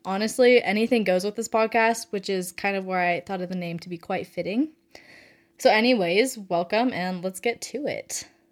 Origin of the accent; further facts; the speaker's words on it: Reno, Nevada, United States; moved away as an adult; now in Fort Worth, United States; I was born and raised in Reno, Nevada. Um, but I currently live in Fort Worth, Texas